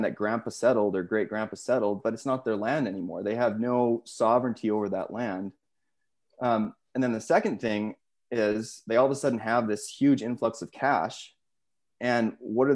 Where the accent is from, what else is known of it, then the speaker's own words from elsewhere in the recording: Saskatchewan, Canada; where I grew up in Saskatchewan